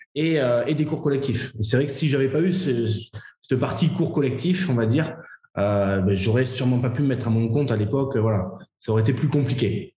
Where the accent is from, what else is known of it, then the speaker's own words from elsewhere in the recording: Bordeaux, Nouvelle-Aquitaine, France; also born or lived in Paris; je suis bordelais